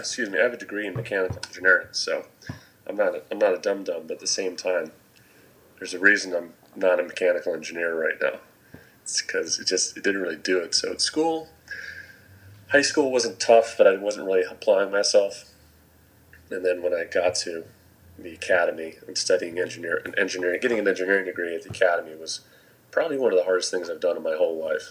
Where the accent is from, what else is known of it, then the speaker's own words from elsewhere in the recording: New England, United States; also born or lived in California; I went to a pretty small high school in New England, and it was a public high school. I actually moved from California to New England when I was in elementary school